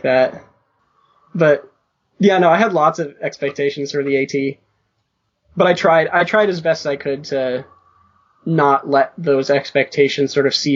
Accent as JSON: {"language": "English", "region": "Northeast", "country": "United States", "said": "I'm from the Northeast"}